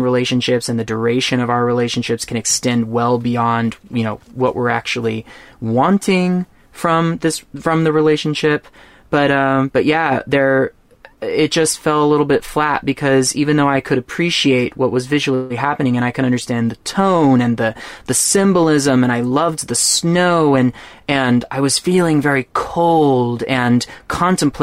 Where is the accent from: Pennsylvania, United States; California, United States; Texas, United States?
Texas, United States; I'm from Texas